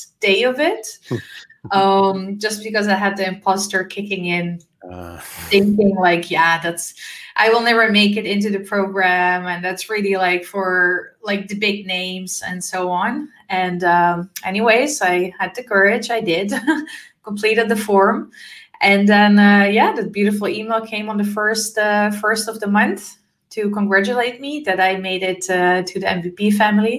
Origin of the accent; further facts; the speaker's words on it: Amsterdam, North Holland, Netherlands; moved away as an adult; also born or lived in former Yugoslavia; now in Switzerland; I'm born in former Yugoslavia. I'm raised in the beautiful city of Amsterdam in the Netherlands.